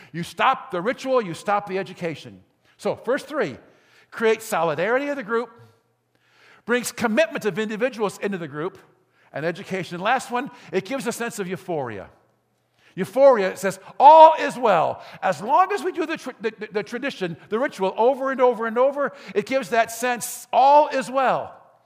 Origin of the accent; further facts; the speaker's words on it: Gary, Indiana, United States; I grew up in Gary, in Glen Park.